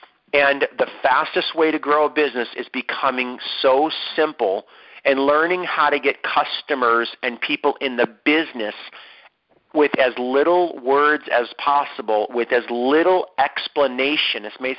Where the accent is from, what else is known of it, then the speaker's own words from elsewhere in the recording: San Diego, California, United States; We are from San Diego.